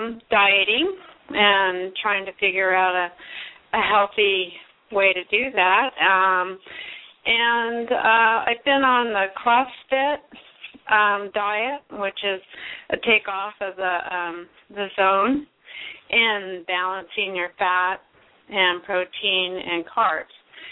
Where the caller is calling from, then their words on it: Grass Valley, California, United States; I'm from Grass Valley, California.